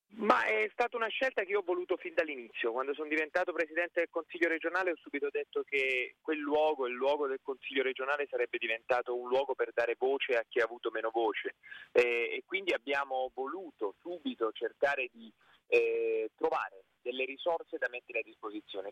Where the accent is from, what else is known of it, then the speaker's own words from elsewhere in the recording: Basilicata, Italy; now in Tuscany, Italy; io sono della Basilicata di origine